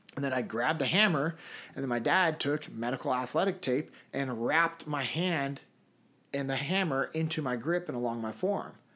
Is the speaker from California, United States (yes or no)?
yes; Sacramento, California, United States; moved away as an adult; now in Memphis, United States; Originally, I'm from Sacramento, California.